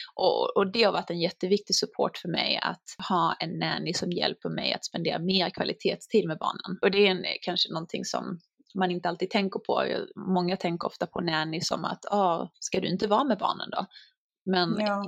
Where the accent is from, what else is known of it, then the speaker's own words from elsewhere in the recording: Sweden; now in United States; man är ganska orädd som svensk